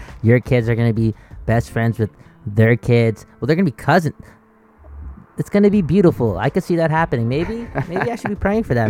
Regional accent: Canada; We're fucking Canadian.

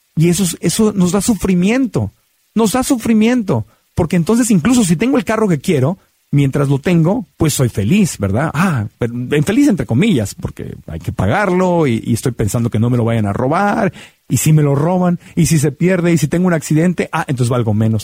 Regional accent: Mexico City, Mexico; me llevaban de niño a la ópera en Bellas Artes en la Ciudad de México

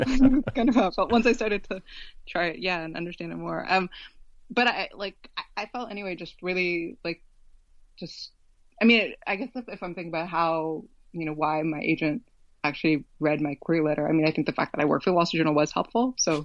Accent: West Coast, United States; I grew up on the West Coast. Like, I didn't know anybody who read it growing up.

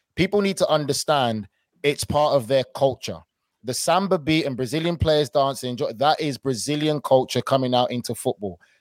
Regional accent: United Kingdom; being British

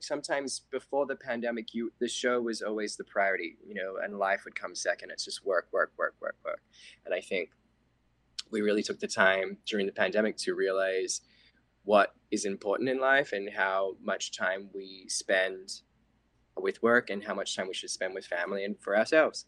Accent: Australia; moved away; being Australian

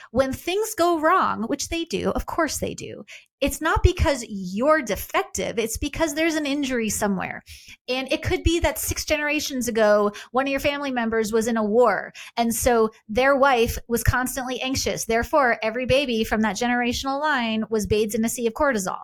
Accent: Long Island, New York, United States; I was raised Jewish on Long Island

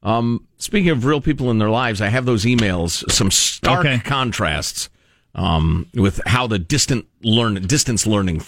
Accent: Midwest, United States; growing up in the Midwest.

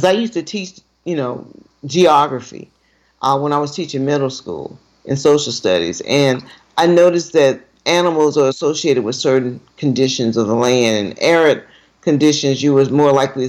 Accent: Alabama, United States; moved away as an adult; also born or lived in Michigan; I moved back home to Alabama, because I moved back here directly from Michigan.

